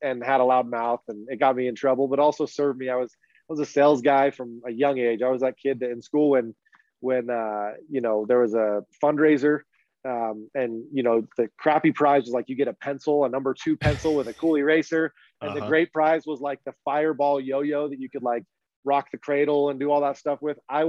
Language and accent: English; Utah, United States; I grew up in Utah